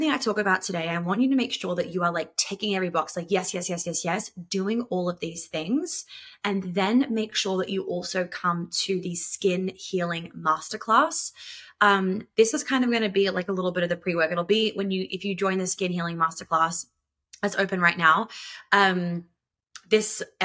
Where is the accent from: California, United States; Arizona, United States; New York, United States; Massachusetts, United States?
New York, United States; moved away; I grew up in New York